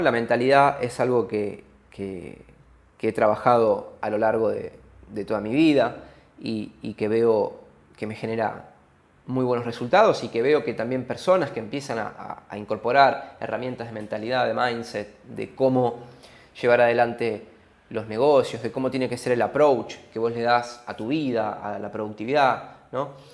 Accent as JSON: {"language": "Spanish", "country": "Argentina", "said": "viniendo de un país como Argentina"}